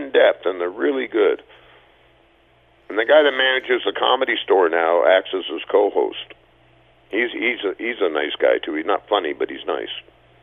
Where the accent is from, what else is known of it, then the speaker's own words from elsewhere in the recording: Canada; as Canadian comics